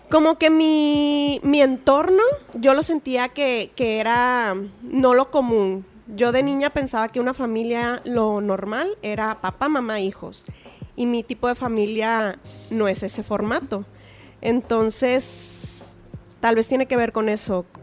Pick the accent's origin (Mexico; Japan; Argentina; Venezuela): Mexico; Culiacán, Sinaloa